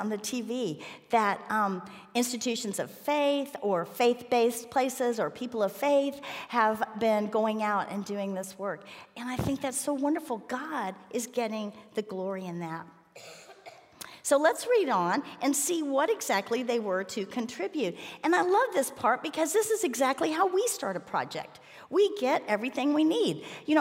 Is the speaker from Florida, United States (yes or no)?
yes; Miami, Florida, United States; I grew up in Miami